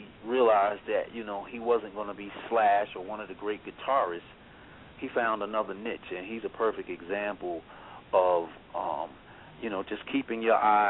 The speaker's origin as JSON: {"language": "English", "town": "New York City", "region": "New York", "country": "United States", "tie": "born or raised there", "said": "growing up in Hollis, New York"}